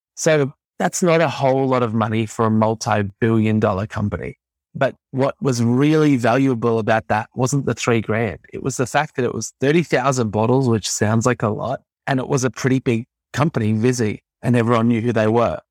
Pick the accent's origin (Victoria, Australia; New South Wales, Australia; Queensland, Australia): Victoria, Australia; Melbourne; And I grew up in Melbourne, Australia